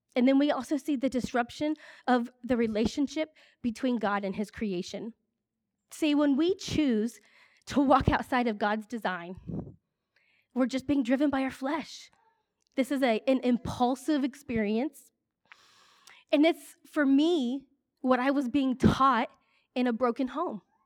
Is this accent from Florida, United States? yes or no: no; Ohio, United States; I grew up here in Ohio